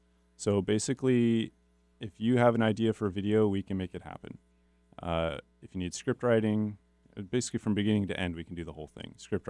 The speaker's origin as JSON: {"language": "English", "town": "Spokane Valley", "region": "Washington", "country": "United States", "tie": "born or raised there", "said": "I grew up in Spokane Valley."}